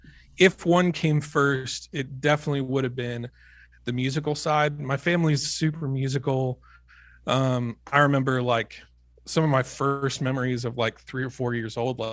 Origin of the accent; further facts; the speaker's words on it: Kansas City, Missouri, United States; Yeah. So I'm like mostly from Kansas City. My dad's a pastor, so we moved around a lot.